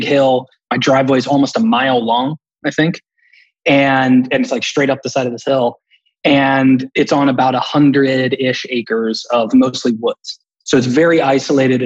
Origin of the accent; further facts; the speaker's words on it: Campbell County, Kentucky, United States; I'm from Kentucky. Grew up in Campbell County, which is one of the three counties that butt up against the Ohio River and Cincinnati.